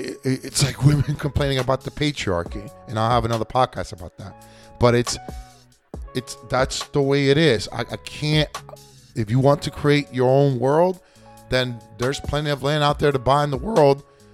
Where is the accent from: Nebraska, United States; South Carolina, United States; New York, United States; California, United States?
New York, United States; born there; I've been an American since 9 years old. I was born in New York.